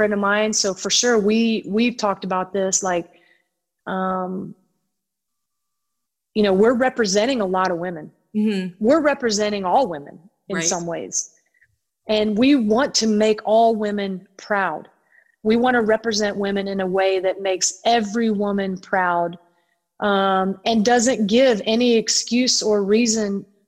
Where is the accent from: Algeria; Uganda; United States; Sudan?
United States; Tennessee; growing up in Tennessee